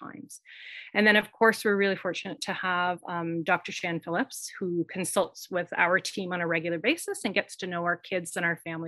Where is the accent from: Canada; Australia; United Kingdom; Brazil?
Canada; Kingston, Ontario; Queen's University. And Queen's is in my hometown